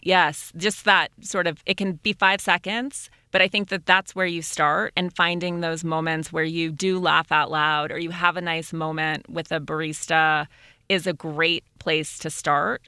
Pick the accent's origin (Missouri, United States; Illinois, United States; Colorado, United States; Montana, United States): Montana, United States; my brother is gay, and we grew up in Montana